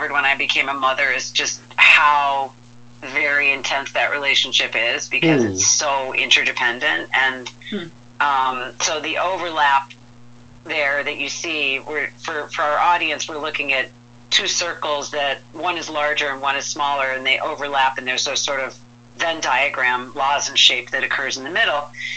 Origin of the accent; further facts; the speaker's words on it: Midwest, United States; moved away; also born or lived in Rhode Island; I grew up in the Midwest